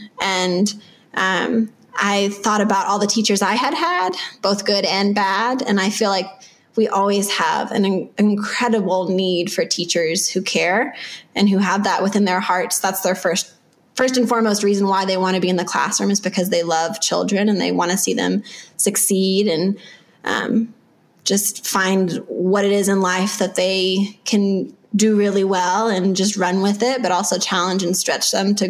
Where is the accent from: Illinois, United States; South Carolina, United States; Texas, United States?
Texas, United States; I grew up in Texas